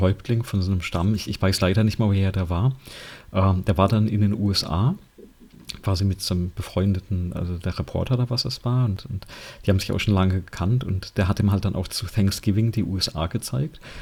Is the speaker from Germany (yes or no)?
yes; Germany; bei uns in Deutschland